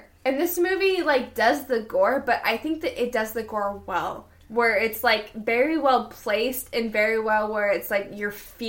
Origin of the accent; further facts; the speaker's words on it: the South, United States; as a Southerner